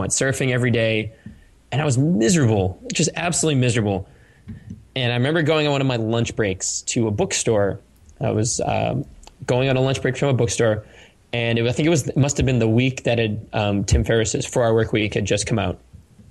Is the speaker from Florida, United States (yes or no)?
no; Cape Cod, Massachusetts, United States; I used to like paint seashells when I grew up in Cape Cod with like Red Sox logos on the inside of them and sell them to my neighbors